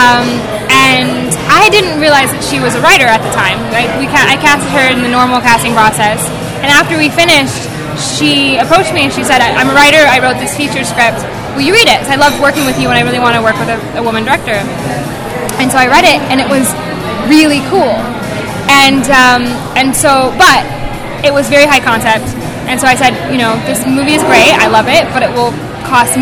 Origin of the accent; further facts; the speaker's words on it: South Dakota, United States; moved away; I'm from South Dakota originally